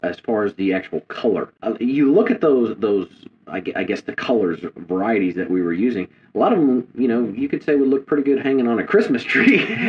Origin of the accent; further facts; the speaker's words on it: Midwest, United States; growing up in the Midwest, I didn't grow up actually fishing grass.